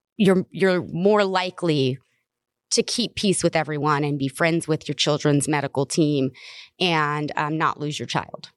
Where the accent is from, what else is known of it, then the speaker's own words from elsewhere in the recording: the South, United States; I'm from the South